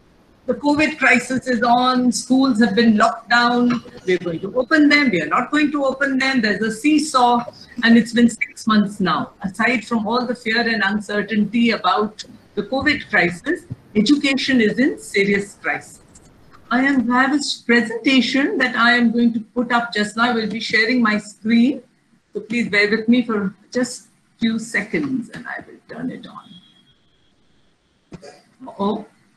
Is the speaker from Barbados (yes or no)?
no; Lucknow, Uttar Pradesh, India; I'm from Lucknow, UP.